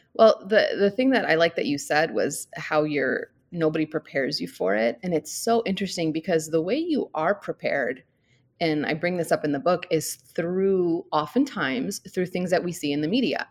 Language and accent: English; St. Louis, Missouri, United States; moved away as an adult; now in Scottsdale, United States; I grew up in Saint Louis. I moved there when I was four and I stayed there till I was about twenty-two